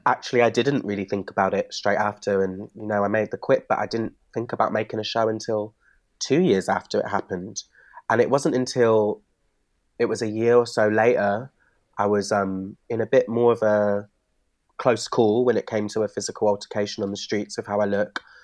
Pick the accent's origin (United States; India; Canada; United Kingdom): United Kingdom; Bristol, South West England; growing up in Bristol